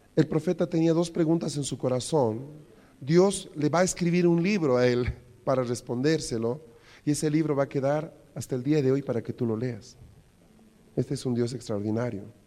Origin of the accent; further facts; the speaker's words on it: Bolivia; los problemas que tenemos como bolivianos